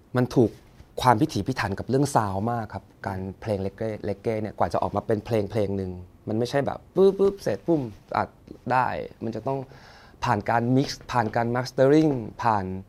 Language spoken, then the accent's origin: Thai; Sri Racha, Chonburi, Thailand; born or raised there; moved away as an adult